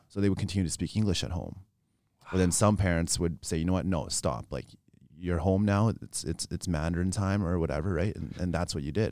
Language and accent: English; Regina, Saskatchewan, Canada; born and raised in Regina